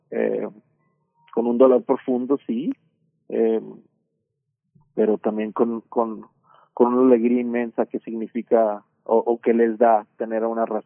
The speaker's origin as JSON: {"language": "Spanish", "town": "Culiacán", "region": "Sinaloa", "country": "Mexico", "said": "posicionando ciertos temas que me preocupan como mexicano, como sinaloense, como culiacanense"}